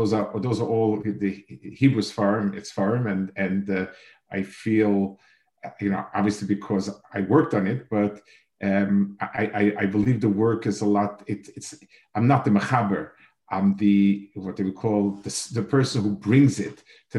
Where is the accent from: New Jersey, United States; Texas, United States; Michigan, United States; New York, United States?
New York, United States; New York City; moved away as an adult; also born or lived in Jerusalem, Israel; now in Silver Spring, United States; I was born on the Lower East Side